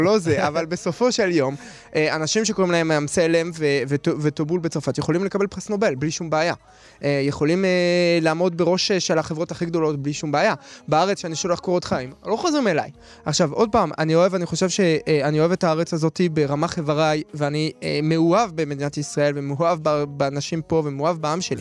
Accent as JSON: {"language": "Hebrew", "town": "Paris", "region": "Île-de-France", "country": "France", "tie": "born or raised there", "moved": "yes", "lives_now": "Israel", "said": "אני מגיע מפריז. אני גדלתי במקום הכי טוב, אחד המקומות הכי מתורבתים בעולם"}